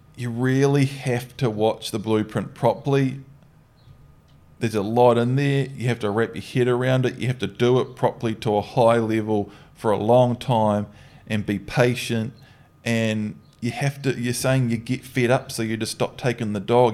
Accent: New Zealand; growing up in New Zealand

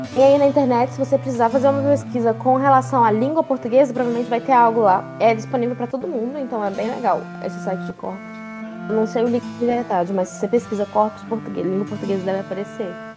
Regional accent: Minas Gerais, Brazil; E eu sou daqui de Minas

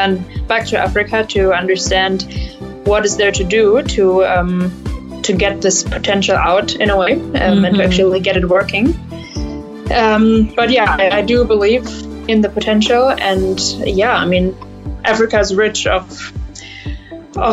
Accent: Germany; I'm German. Right now, I'm also in Germany. Mm-hmm. I'm an entrepreneur from Germany

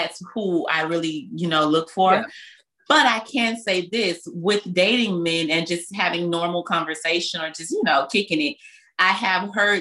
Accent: Belle Glade, Florida, United States; I grew up in Muck City

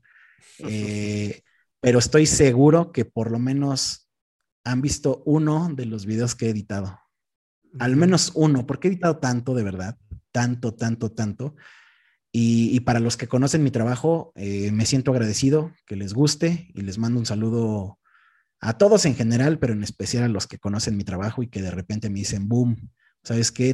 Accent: Texcoco, State of Mexico, Mexico; moved away as an adult; now in Mexico City, Mexico; actualmente vivo en Ciudad de México, pero no, no me desarrollé aquí. O sea, yo soy de un pueblito que se llama Tequexquinahuac, que está en el municipio de Texcoco.

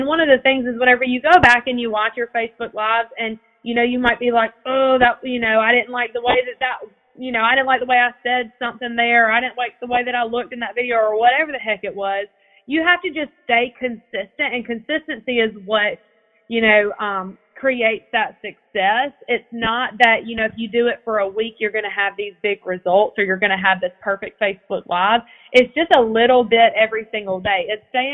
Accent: Evans, Georgia, United States; I'm from Evans, Georgia

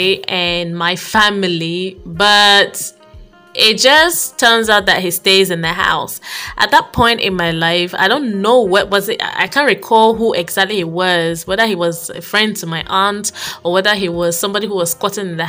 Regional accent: Abia, Nigeria; I was born in Abia State, and I basically grew up with my aunt, my dad's sister

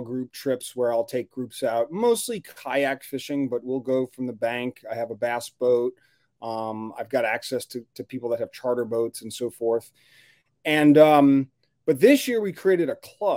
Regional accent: New Orleans, Louisiana, United States; moved away as an adult; now in Grand Rapids, United States; I'm originally from New Orleans, Louisiana. I'm a Southern guy. So I fish the Gulf of Mexico and the marshes and in the Mississippi River, Louisiana Delta. That's kind of how I grew up

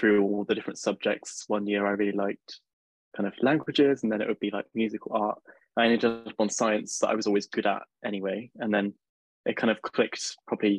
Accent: Cheltenham, South West England, United Kingdom; moved away as an adult; now in Bristol, United Kingdom; I'm from Cheltenham, so Bristol's quite close to me

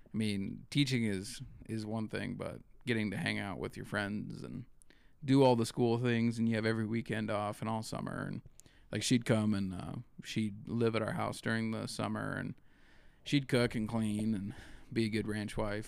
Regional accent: Eastern Montana, United States; also born or lived in Miles City, Montana / Ekalaka, Montana / Baker, Montana; I was born in Miles City, and then my dad was a hired man on a ranch outside of Miles City until I was about six, and then he found a place in Ekalaka, Montana

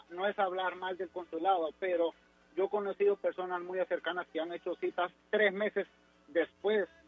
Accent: Guatemala; also born or lived in Massachusetts; now in Boston, United States; fíjate que soy un chapín más.

